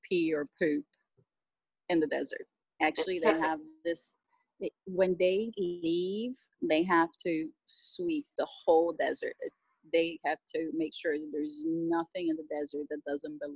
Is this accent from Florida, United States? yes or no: yes; Miami, Florida, United States; moved away as an adult; also born or lived in Brazil / Australia; now in New Zealand; I grew up in Miami. I'm from Brazil originally